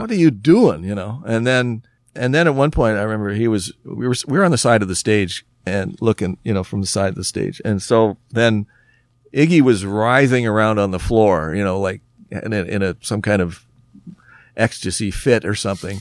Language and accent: English; Oakville, Ontario, Canada; we're from Oakville.